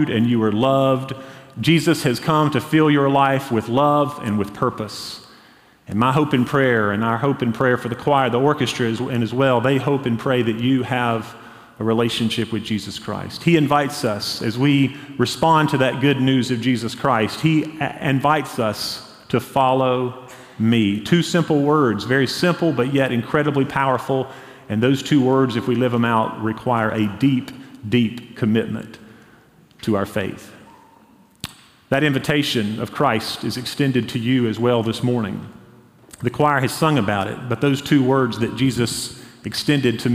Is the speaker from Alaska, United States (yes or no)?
no; Hendersonville, North Carolina, United States; I grew up in Hendersonville, North Carolina